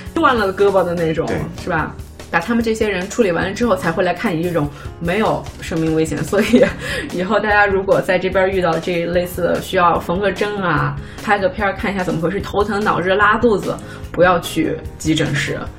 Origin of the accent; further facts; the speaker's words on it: China; now in United States; 我们中国人